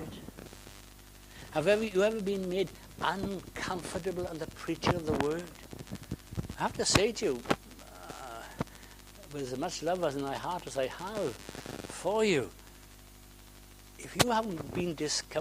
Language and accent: English; Wales, United Kingdom; I'm Welsh